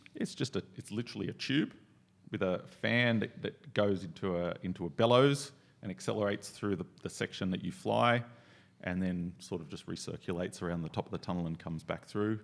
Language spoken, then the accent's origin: English; Australia; I'm from Australia